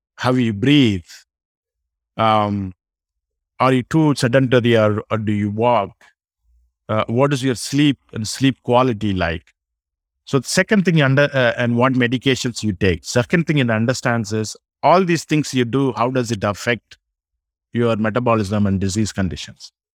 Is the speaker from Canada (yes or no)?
no; South India, India; moved away as an adult; now in United States; I grew up in South India. I came to U S thirty years ago.